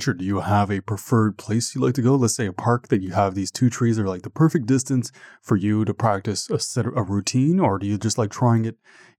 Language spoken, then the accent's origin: English; Canada; I'm Canadian as well